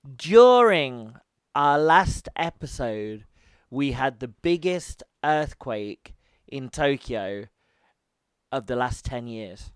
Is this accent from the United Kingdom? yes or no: yes; United Kingdom; I'm British